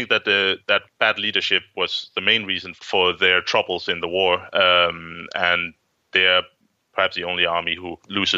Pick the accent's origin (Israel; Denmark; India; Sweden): Denmark; I'm an historian from Denmark